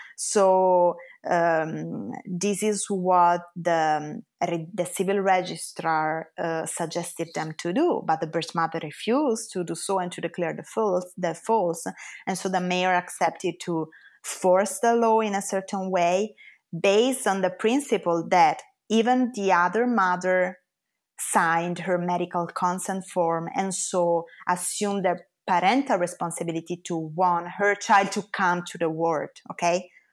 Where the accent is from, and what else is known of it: Italy